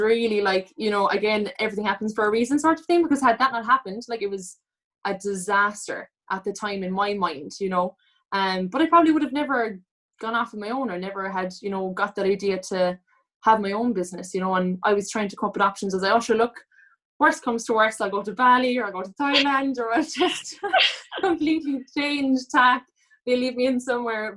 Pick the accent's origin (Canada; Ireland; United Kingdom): Ireland; Cork, Munster; I'm from Cork